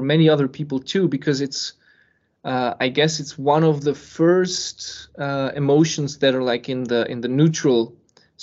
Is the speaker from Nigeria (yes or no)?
no; Serbia; moved away; also born or lived in Switzerland; born in Serbia and then I was living in Switzerland